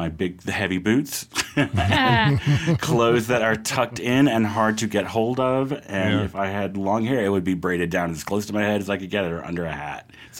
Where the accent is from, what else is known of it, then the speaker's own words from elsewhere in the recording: United States; So, I mean, I'm fucking American. Generations born and bred.